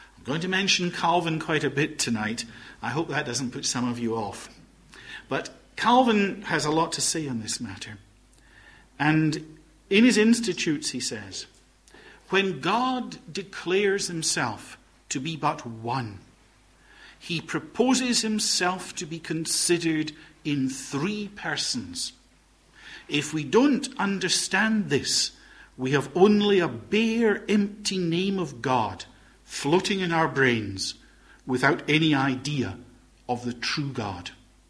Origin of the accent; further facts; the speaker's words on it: Glasgow, Scotland, United Kingdom; accent: Highland Glaswegian; I'm a Highland Glaswegian. Brought up very much in a Highland community in Glasgow. Always felt themselves to be exiles in the big city. And my accent is a sort of mixture of all sorts of strands. But typical Glasgow is not one of them.